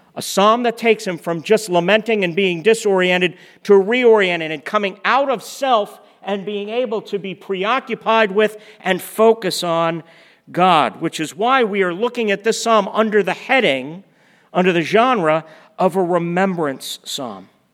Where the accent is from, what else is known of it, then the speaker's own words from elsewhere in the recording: United States; as American Christians